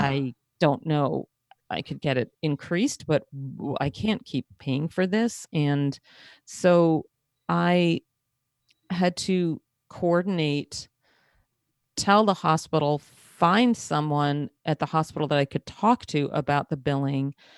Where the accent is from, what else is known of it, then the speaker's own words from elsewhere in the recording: outside of Manhattan, New York, United States; I grew up outside of Manhattan, so I'm used to subways